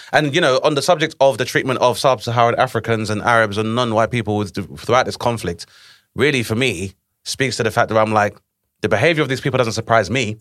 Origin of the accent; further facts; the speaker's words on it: Grenada; moved away; my home country of Grenada was invaded in nineteen eighty-two